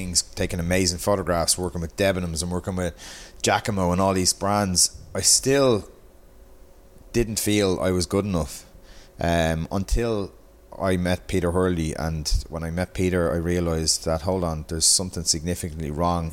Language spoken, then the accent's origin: English; Dublin, Leinster, Ireland; I was from Pier Street, in the city. I was in Marion College in Balls Bridge.